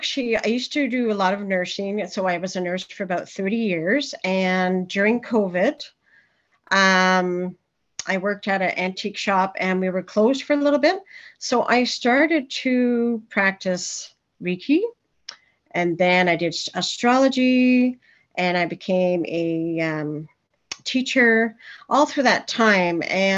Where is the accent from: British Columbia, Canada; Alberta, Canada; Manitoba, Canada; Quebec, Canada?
Quebec, Canada; now in Ontario, Canada; I'm originally from Quebec. And then I moved to Ontario.